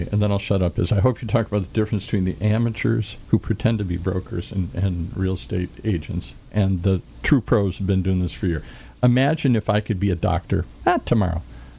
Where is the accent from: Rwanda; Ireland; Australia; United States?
Ireland; I'm Irish. I like shenanigans